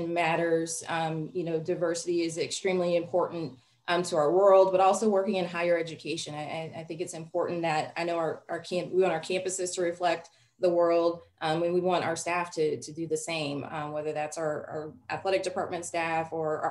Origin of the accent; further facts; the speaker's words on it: Dallas, Texas, United States; I grew up in Dallas